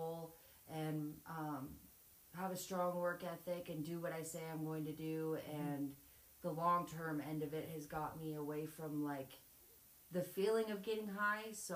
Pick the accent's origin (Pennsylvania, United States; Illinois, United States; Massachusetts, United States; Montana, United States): Montana, United States; I'm 27. Was born and raised in Montana.